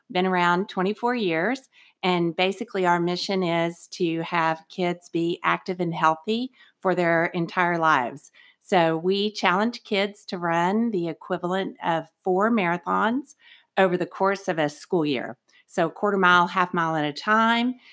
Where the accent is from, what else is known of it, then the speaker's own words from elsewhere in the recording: Austin, Texas, United States; So we grew up here in Austin, Texas, um, and we are a national organization.